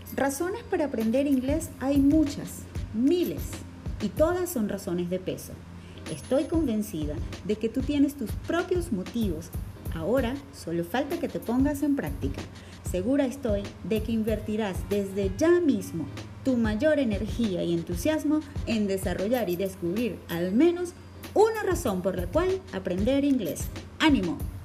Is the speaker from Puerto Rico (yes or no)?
no; Venezuela; aquí en Venezuela, en donde el inglés no es nuestra lengua materna